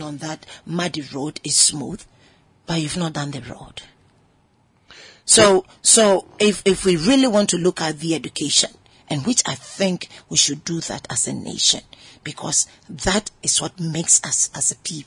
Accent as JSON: {"language": "English", "country": "Ghana", "said": "I'm a Ghanaian woman"}